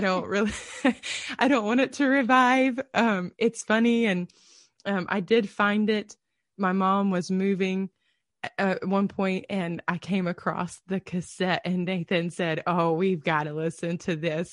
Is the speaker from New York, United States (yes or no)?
no; Georgia, United States; I grew up as a P K in the middle of nowhere in Georgia